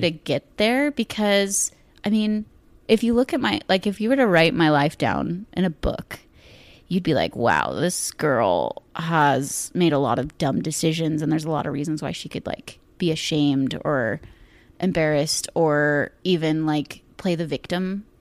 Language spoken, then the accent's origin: English; Ashland, United States; growing up in Ashland